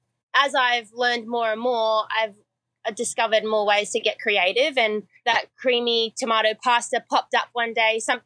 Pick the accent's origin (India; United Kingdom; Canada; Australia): Australia; Sydney, New South Wales; also born or lived in Memphis, Tennessee, United States; growing up as a kid, as an Aussie